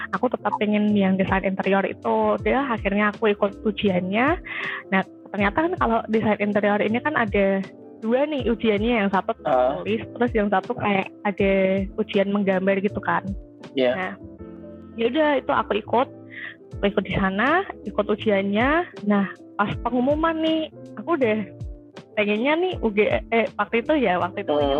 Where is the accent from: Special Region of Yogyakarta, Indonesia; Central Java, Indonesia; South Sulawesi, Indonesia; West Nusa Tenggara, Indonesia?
Central Java, Indonesia; Semarang; Aku dari Semarang